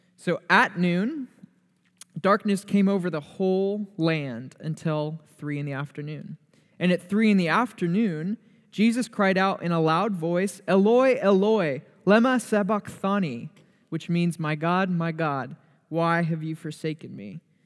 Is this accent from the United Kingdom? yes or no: no; Torrance, California, United States; moved away as an adult; now in Oregon, United States; Grew up in a suburb of L A, which is called Torrance, two miles from the beach.